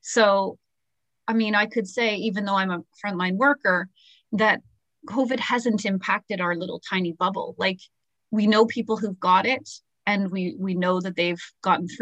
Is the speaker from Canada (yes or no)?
yes; Toronto, Ontario, Canada; we're from Toronto.